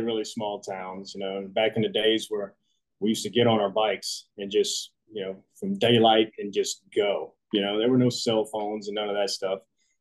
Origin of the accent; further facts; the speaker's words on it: Jackson, Louisiana, United States; also born or lived in Centerville, Mississippi; now in Houston, United States; we actually lived in a little town called Jackson, Louisiana. Centerville was just the closest hospital there whenever I was ready to come into this world, so to speak. So yeah, they went up there to Mississippi. That's where I was born. And then I'm pretty much born and raised in South Louisiana